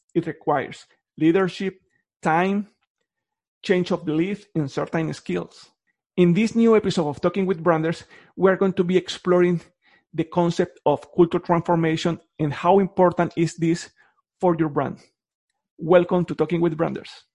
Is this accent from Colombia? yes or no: yes; Colombia; moved away; I'm from Colombia.